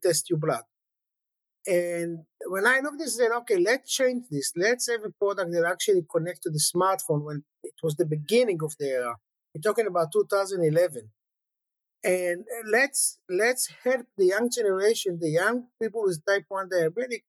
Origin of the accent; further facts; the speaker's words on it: Jerusalem, Jerusalem District, Israel; I grew up in a religious family in Jerusalem